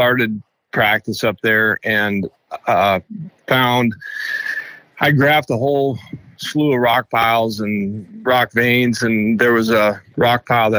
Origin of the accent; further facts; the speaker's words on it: Milwaukee, Wisconsin, United States; moved away as an adult; now in Lake Wales, Florida, United States; I live in Lake Wales, Florida now, but I moved down there about 2 years ago. So I'm actually from Milwaukee, Wisconsin. I've been up there for 25 years.